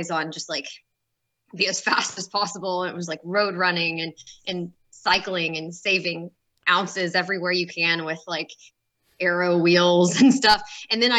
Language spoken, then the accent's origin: English; Knoxville, Tennessee, United States; I was born and raised here in Knoxville